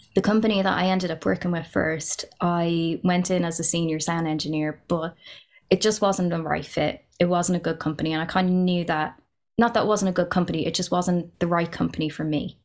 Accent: Ireland; I'm half Pakistani, half Irish. Growing up in Ireland, being mixed race

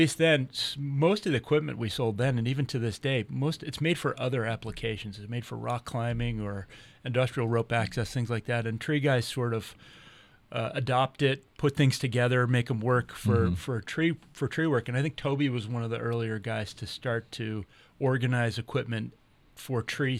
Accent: Massachusetts, United States; And I'm from Mass. You guys know it.

